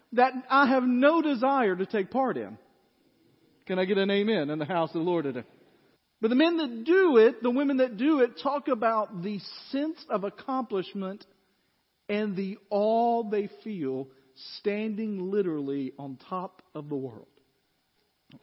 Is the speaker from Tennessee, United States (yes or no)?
yes; West Tennessee, United States; now in Goodlettsville, United States; I grew up kind of like Laura described, in flatland. I don't know if you know this, but West Tennessee is flat.